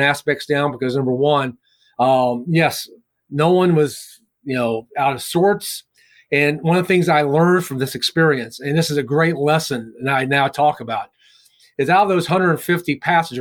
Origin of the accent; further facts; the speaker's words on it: Winchester, Virginia, United States; Winchester, Virginia, my hometown